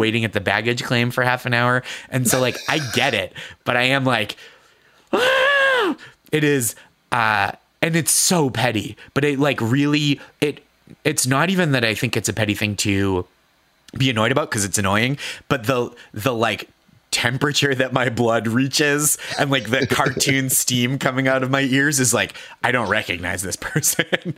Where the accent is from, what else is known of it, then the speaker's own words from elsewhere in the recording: Boston, Massachusetts, United States; now in New York, United States; I am from Boston